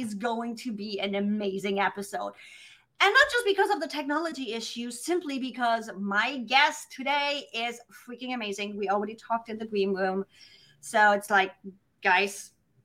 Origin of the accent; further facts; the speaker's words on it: Germany; accent: German; my German accent.